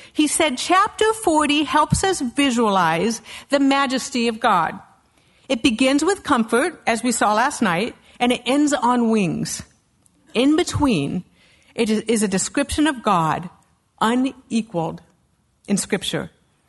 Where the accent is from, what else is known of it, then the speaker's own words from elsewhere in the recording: Castle Rock, Colorado, United States; I am from Castle Rock, Colorado, and my husband's the pastor of the Calvary in Castle Rock.